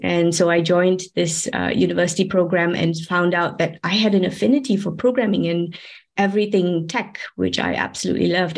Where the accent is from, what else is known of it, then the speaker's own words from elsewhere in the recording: Malaysia; moved away as an adult; now in Switzerland; I'm actually from Malaysia, but I've been working and living here in Switzerland for about 18 years now.